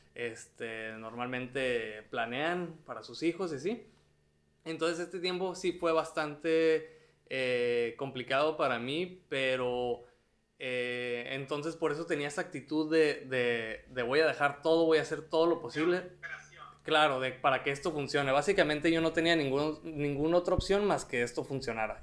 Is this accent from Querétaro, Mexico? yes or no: no; Tijuana, Baja California, Mexico; moved away as an adult; also born or lived in Mexico City